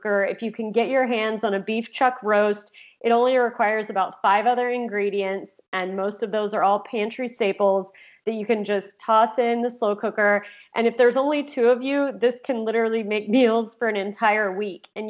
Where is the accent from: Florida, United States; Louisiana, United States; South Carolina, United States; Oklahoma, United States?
Oklahoma, United States; moved away as an adult; also born or lived in California; I grew up in Oklahoma, but moved to California when I was 18 to go to college